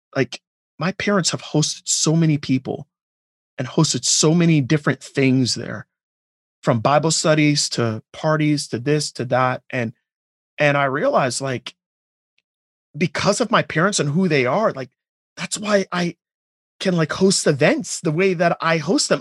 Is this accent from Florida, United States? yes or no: yes; Pembroke Pines, Florida, United States; also born or lived in Jamaica / Miami; I grew up in a house in Pembroke Pines. That's where I, you know, I was. I was born in Jamaica, moved to Miami, but the majority of my childhood was in Pembroke Pines